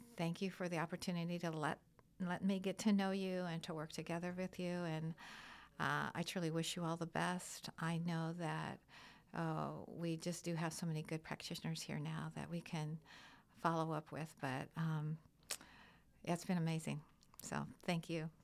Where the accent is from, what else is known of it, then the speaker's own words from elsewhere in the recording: Midwest, United States; now in East Coast, United States; I'm, I'm from the Midwest originally